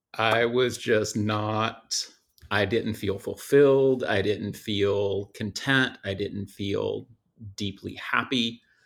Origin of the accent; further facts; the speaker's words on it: just outside Atlanta, Georgia, United States; I was born and raised just outside Atlanta